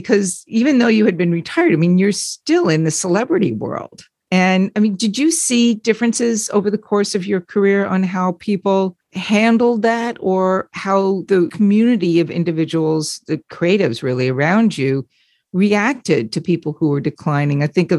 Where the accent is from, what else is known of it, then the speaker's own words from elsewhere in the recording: Long Island, New York, United States; and I grew up in Long Island